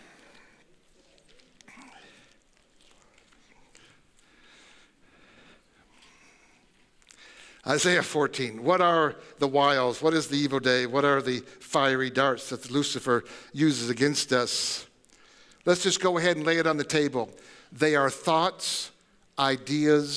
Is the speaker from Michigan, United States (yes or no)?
yes; Tecumseh, Michigan, United States; I grew up in, like I said, Michigan, and I was in Tecumseh, Michigan